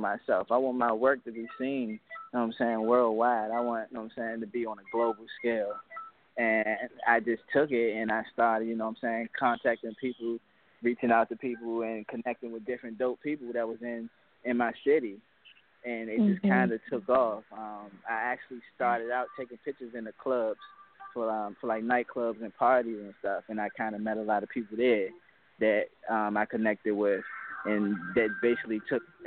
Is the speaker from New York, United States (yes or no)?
yes; New York City, New York, United States; growing up in Brooklyn